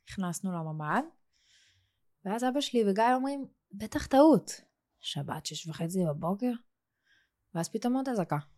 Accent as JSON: {"language": "Hebrew", "country": "Israel", "tie": "born there", "said": "בחרתי לגור פה, בישראל. את יודעת, בחרתי בעל כורחי, נולדתי פה"}